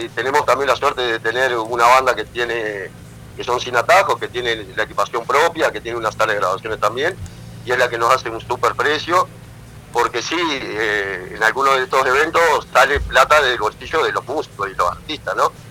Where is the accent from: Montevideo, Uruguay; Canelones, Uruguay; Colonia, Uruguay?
Canelones, Uruguay; Pando; los efímeros somos de Pando